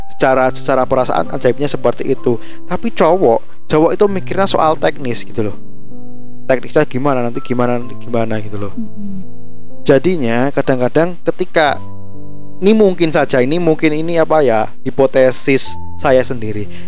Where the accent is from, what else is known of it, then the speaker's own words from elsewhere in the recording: Java, Indonesia; saya sebagai Jawa sendiri